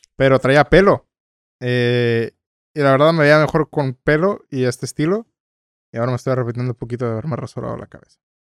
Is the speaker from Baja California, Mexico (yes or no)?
yes; Tijuana, Baja California, Mexico